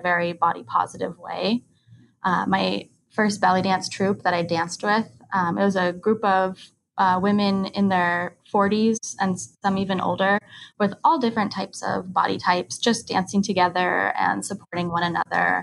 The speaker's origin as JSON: {"language": "English", "area": "Sonoma County", "region": "California", "country": "United States", "moved": "as an adult", "lives_now": "Honolulu, United States", "said": "I'm from Sonoma County, California, originally, but I've been living here in Honolulu, Hawaii for a little over a year now"}